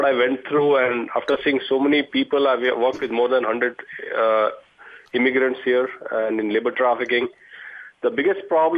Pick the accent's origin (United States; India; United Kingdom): India; moved away as an adult; I'm an educated guy from India